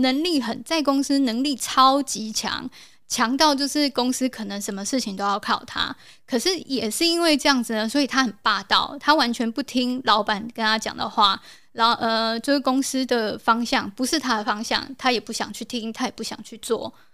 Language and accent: Chinese; South Korea; moved away; 我是从韩国来的